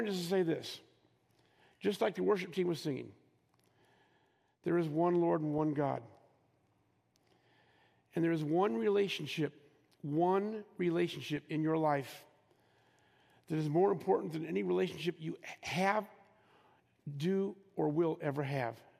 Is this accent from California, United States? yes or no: yes; Los Angeles, California, United States; I'm from Los Angeles